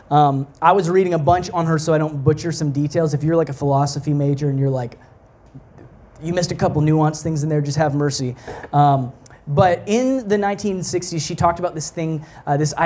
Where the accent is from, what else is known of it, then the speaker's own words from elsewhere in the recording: Texas, United States; moved away as an adult; also born or lived in Canada; now in Montreal, Canada; I grew up in Texas.